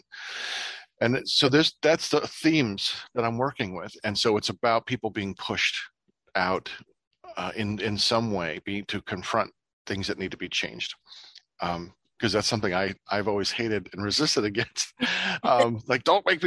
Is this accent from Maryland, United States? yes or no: no; Ohio, United States; moved away; the town I grew up in Ohio